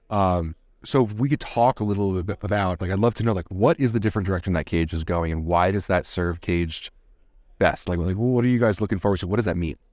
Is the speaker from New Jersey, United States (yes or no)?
yes; Jersey Shore, New Jersey, United States; I'm from Jersey. The Jersey Shore